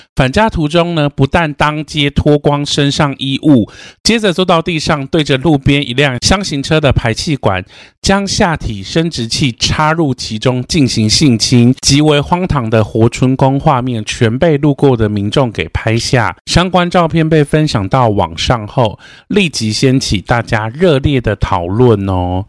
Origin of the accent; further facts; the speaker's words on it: Changhua County, Taiwan; 我们彰化那边是有，就是八卦山脉